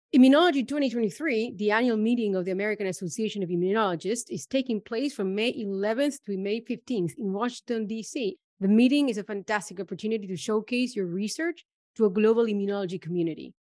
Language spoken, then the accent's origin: English; Argentina; moved away as an adult; also born or lived in Germany; now in Amsterdam, Netherlands; I am originally from Argentina, where I studied biotechnology